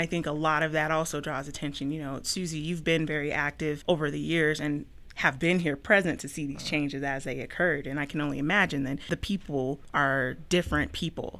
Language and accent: English; Aurora, Colorado, United States; also a second generation native to Colorado, uh, but I hail from uh, original Aurora